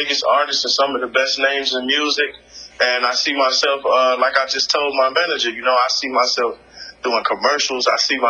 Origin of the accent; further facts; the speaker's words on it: Chicago, Illinois, United States; In Chicago. {S0} Oh, nice. {S1} In my hometown.